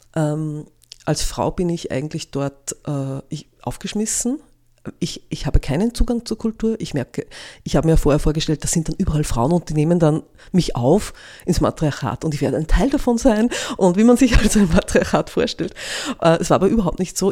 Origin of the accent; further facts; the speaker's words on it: Innviertel, Upper Austria, Austria; now in Linz, Austria; Ich bin am Land aufgewachsen, im Innviertel